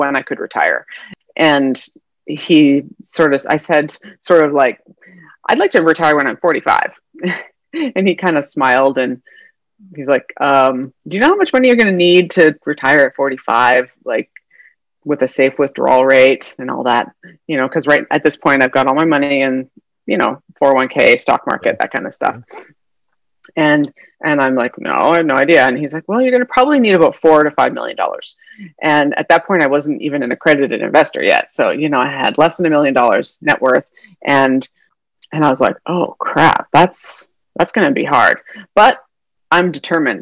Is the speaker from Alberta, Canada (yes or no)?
yes; Calgary, Alberta, Canada; moved away as an adult; also born or lived in northern British Columbia; now in San Diego, United States; So I'm from Canada originally. I'm born and raised there. And I did all my schooling up there in mostly Calgary, Alberta, but also at some northern British Columbia for my younger childhood, and then high school, undergrad, and medical school up in Calgary.